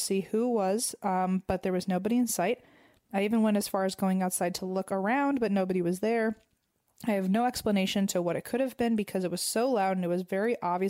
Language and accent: English; Canada; To start off, I'm from Canada.